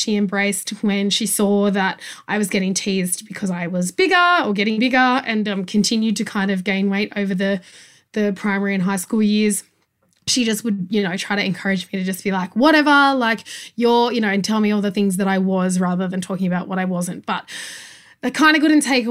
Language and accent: English; Goulburn, New South Wales, Australia; I was one of the only brown kids that I knew where I grew up in Goulburn.